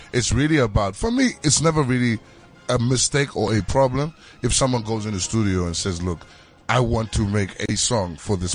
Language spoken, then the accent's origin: English; Zimbabwe; Sometimes you won't even say you're a Zimbabwean.